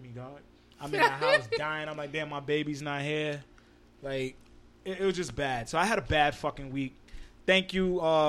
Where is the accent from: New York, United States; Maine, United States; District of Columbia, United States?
New York, United States; New York City; born or raised there